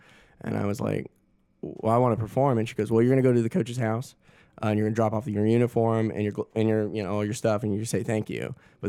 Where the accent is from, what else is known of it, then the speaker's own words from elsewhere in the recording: Augusta, Georgia, United States; I was born and raised in Augusta.